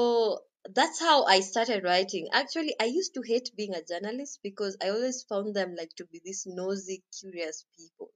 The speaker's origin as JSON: {"language": "English", "country": "Kenya", "said": "I'm Kenyan."}